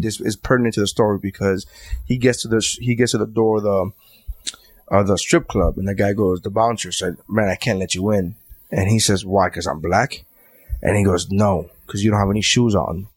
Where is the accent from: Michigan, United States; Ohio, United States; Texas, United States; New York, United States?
New York, United States; I'm from New York